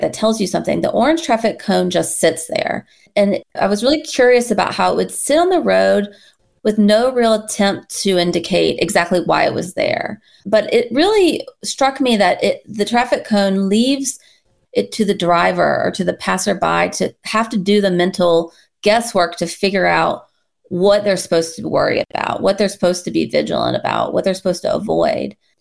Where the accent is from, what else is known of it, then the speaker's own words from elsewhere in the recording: North Carolina, United States; now in Michigan, United States; I'm originally from North Carolina